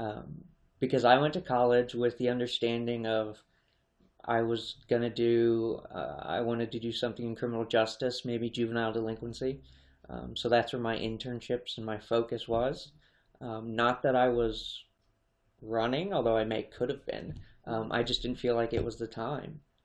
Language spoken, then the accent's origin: English; Harrisburg, Pennsylvania, United States; I was born in Harrisburg